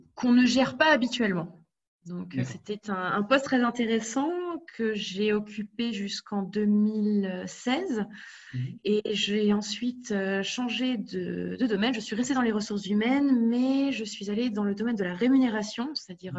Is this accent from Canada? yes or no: no; France; moved away as an adult; now in Berlin, Germany; ma mère étant allemande et venant de Rhénanie, mais j'ai grandi en France. Je suis partie euh, en Allemagne